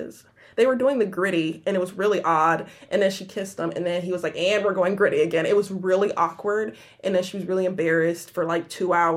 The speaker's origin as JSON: {"language": "English", "region": "Michigan", "country": "United States", "said": "I'm from Michigan."}